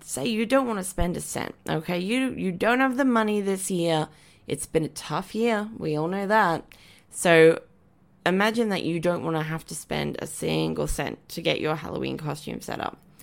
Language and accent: English; Brisbane, Queensland, Australia; I grew up in Wynnum Manly in, um, Queensland, which is like a suburb